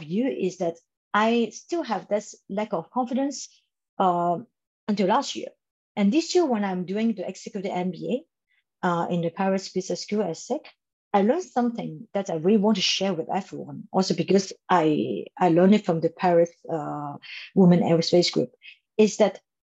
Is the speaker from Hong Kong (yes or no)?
yes; Hong Kong; moved away; I come from Hong Kong